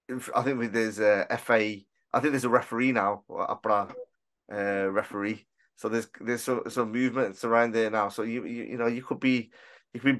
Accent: Aston, West Midlands, United Kingdom; born there; Yeah, but no, nah, I was born in Aston. So there you go.

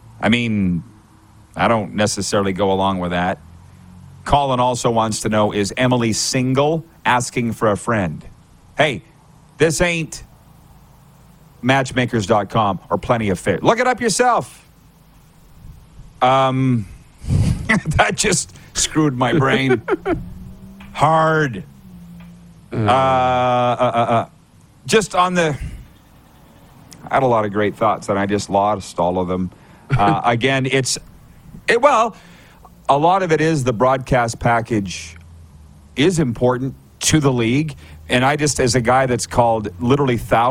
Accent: Canada; moved away as an adult; As a Canadian coming down to a Sun Belt location

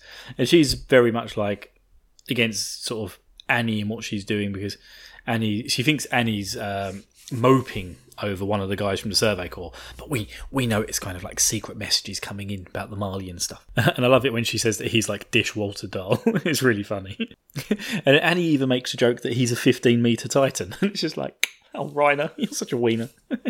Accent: United Kingdom; I'm the British side of this thing.

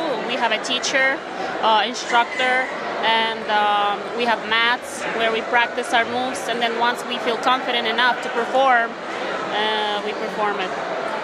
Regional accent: Ukraine; moved away; I'm from Ukraine originally, so I grew up learning classical ballet and Ukrainian folk dance.

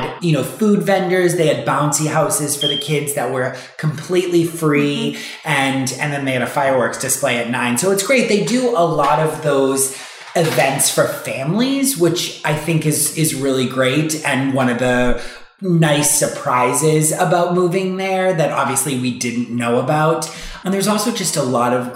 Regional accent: Boston, Massachusetts, United States; moved away as an adult; now in New York, United States; I'm from Boston originally

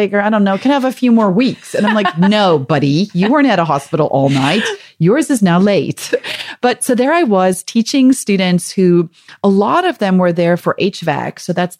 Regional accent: South Africa; accent: South African; moved away; also born or lived in Michigan; we had just moved to Michigan from South Africa, where we'd been for 2 years. So I think my South African accent was more pronounced than it normally is.

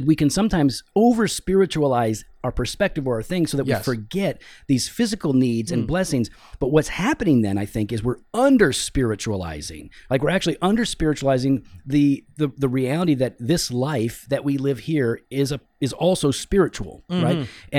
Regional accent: Missouri, United States; This is what I grew up with down in Missouri in the country.

